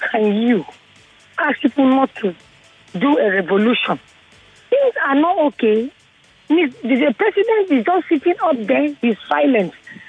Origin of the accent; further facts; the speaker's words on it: South South, Nigeria; I'm from the South Sub.